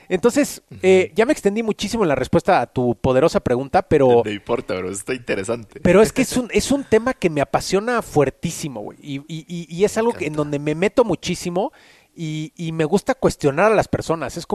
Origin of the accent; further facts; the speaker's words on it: Mexico City, Mexico; born there; nací en la Ciudad de México, tengo 35 años, nací en 1985